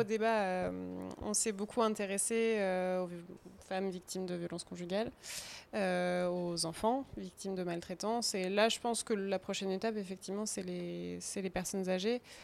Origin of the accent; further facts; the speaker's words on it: Bourges, Centre-Val de Loire, France; moved away as an adult; also born or lived in Tours; now in Angers, France; Je viens pas d'Angers, je viens de Bourges. Si on reprend vraiment aux racines, je viens de Bourges.